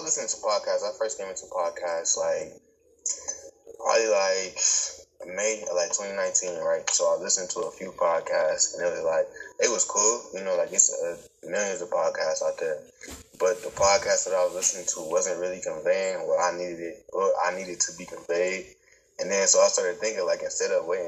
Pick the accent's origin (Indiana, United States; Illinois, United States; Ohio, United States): Ohio, United States; Cleveland; I'm from Cleveland, Ohio.